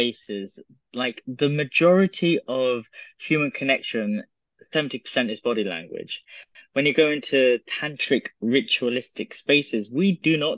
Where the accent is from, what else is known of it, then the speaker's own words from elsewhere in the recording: United Kingdom; I'm British, I have British politeness.